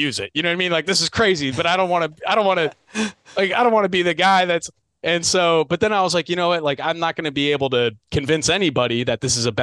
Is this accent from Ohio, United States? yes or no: no; Delaware, United States; I'm from Delaware. I'm in the Mid-Atlantic